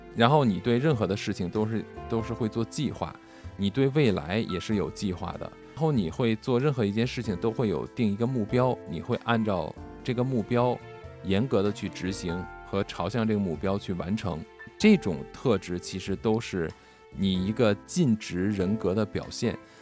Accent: China; 我们中国人

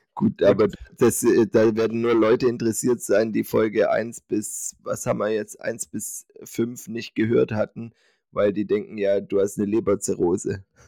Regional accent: Swabia, Germany; ich bin Schwabe

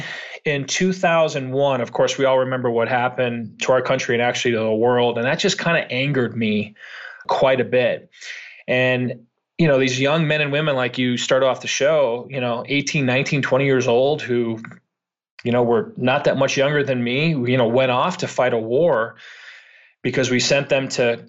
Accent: Chicago, Illinois, United States; born and raised in Chicago, was not a great student.

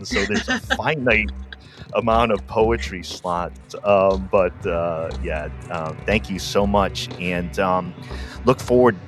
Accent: Rhode Island, United States; I'm from Rhode Island

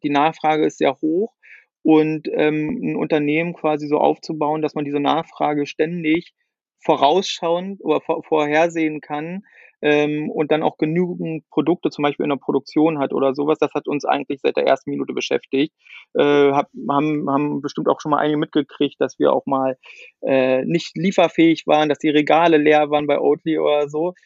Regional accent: Brandenburg, Germany; also born or lived in Sweden; ich komme ja hier auch aus, aus, äh, aus Ostdeutschland, aus der Nähe von Berlin

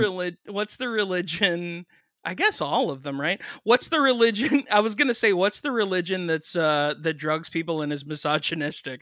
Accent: Miami, Florida, United States; I grew up in Miami

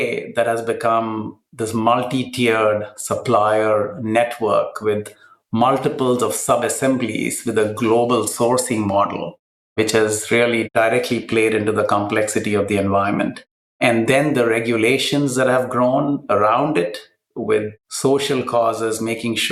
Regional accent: Kochi, Kerala, India; in the south of India, in my hometown of Cochin.

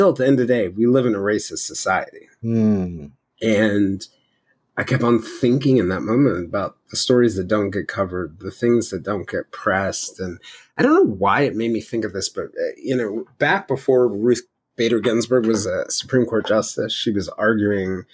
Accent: the South, United States; growing up in the South

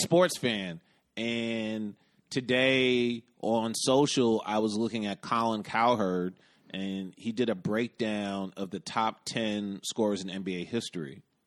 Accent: United States; I'm an American

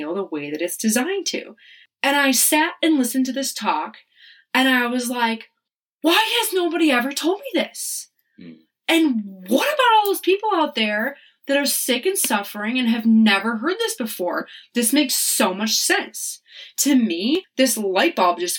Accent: Wisconsin, United States; moved away as an adult; also born or lived in Charlotte; We're both from Wisconsin

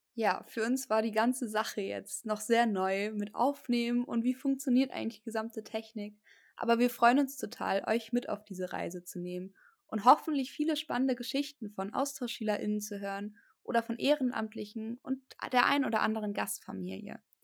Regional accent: Germany; bei uns in Deutschland

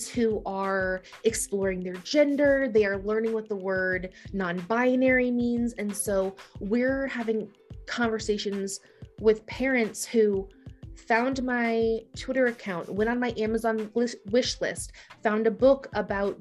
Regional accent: Ohio, United States; moved away as an adult; also born or lived in Green Bay, Wisconsin; now in Washington, D.C., United States; I grew up in Ohio

